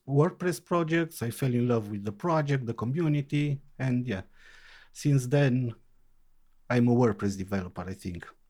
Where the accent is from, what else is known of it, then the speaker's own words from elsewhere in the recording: Timișoara, Timiș County, Romania; I am from Timișoara, Romania.